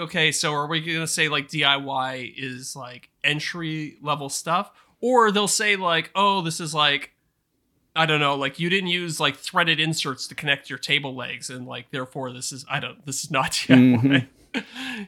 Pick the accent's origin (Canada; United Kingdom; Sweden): Canada; accent: Canadian; my Canadian accent